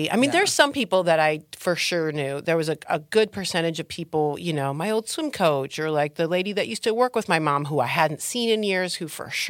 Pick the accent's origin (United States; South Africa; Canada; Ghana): United States; Trenton, Michigan; now in Los Angeles, United States; I'm from south of Detroit, Trenton, uh-huh. Michigan, uh-huh. suburbs of Detroit.